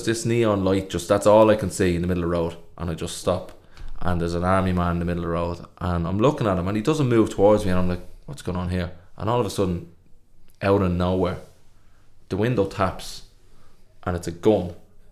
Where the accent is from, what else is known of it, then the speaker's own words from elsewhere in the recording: Dublin, Leinster, Ireland; we're from Dublin